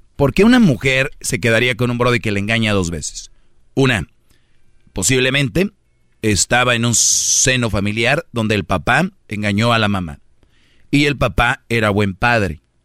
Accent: Monterrey, Nuevo León, Mexico; yo, por ejemplo soy de Monterrey

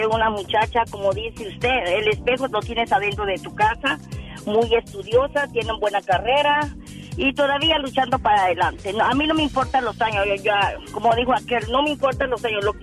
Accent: Guatemala; Soy pura chapina.

